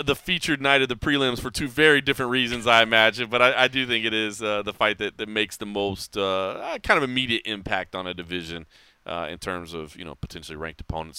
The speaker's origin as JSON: {"language": "English", "town": "Dallas", "region": "Texas", "country": "United States", "tie": "born or raised there", "moved": "yes", "said": "carrying the torch for Dallas MMA, my hometown."}